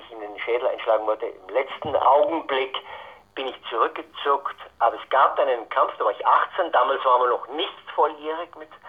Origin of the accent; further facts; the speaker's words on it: Altötting, Bavaria, Germany; born there; ich bin in Altötting geboren, ich bin ein Nach Nachkriegskind.